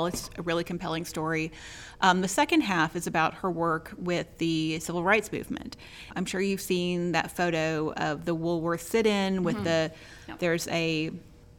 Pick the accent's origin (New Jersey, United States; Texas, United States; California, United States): Texas, United States; Dallas; I grew up in Dallas.